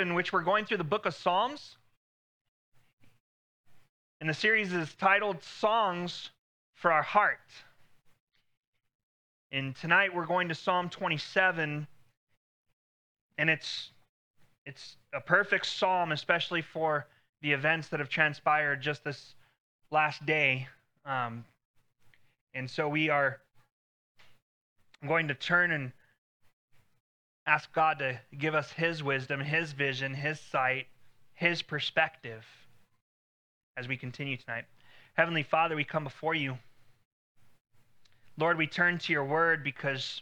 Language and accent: English; El Paso, Texas, United States; Growing up in El Paso